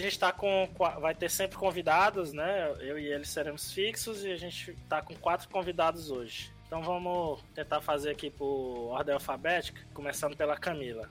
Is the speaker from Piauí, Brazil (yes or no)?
yes; Teresina, Piauí, Brazil; now in São Paulo, Brazil; sou de Teresina, mas estou morando em São Paulo agora